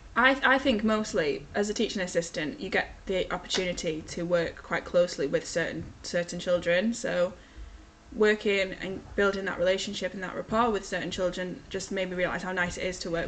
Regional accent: Ulverston, North West England, United Kingdom; also born or lived in Chester; I am from Ulverston, so I went to primary school, I went to St Mary's in Ulverston, and then I went to Ulverston Victoria High School

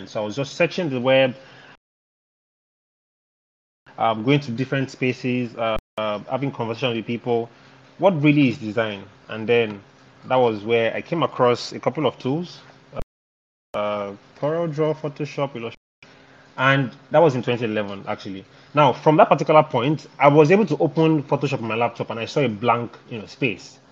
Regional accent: Ibadan, Oyo, Nigeria; I grew up in Ibadan, but I didn't really school in Ibadan

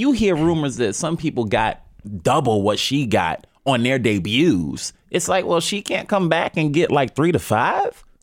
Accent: New York City, New York, United States; I'm from Harlem

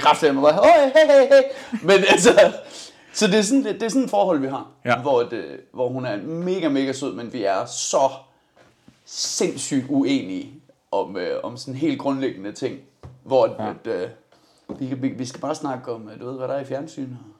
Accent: Denmark; jeg er dansker, ja, nej det er stadig ikke Amsterdam, min far er irlænder.

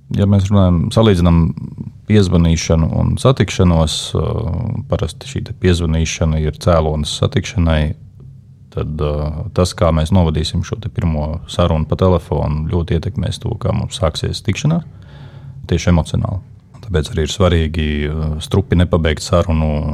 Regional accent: Liepāja, Kurzeme, Latvia; Es esmu no Liepājas. Liepājā piedzimu kā piektais bērns savā ģimenē

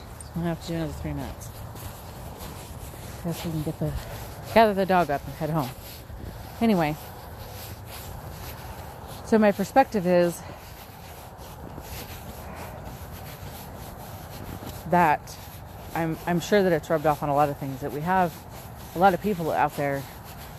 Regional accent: San Diego, California, United States; now in Utah, United States; I'm from San Diego

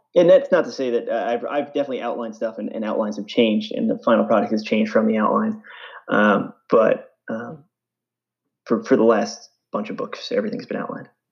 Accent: East Islip, New York, United States; also born or lived in Boston; I grew up on Long Island, uh, New York, so suburban New York. Um, kind of the middle of the island, if anyone knows uh, Islip, um, East Islip area

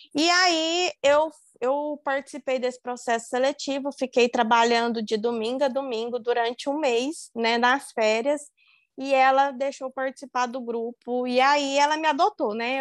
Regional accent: Uberlândia, Minas Gerais, Brazil; Eu estava morando em Uberlândia, né? Na, na onde, onde eu sou nascida, onde eu fui criada e onde eu fiz a faculdade.

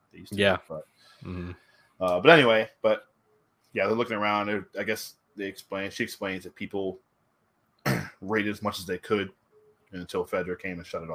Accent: Virginia, United States; I'm from Virginia

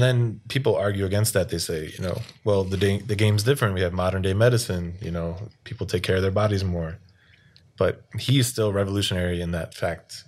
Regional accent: Baltimore, Maryland, United States; now in South Korea; No one knows where Baltimore is

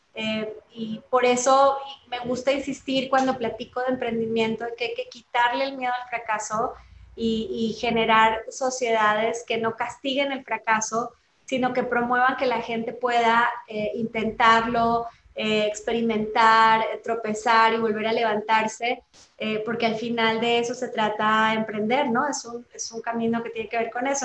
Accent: Colombia; now in Mexico; soy colombiana de nacimiento

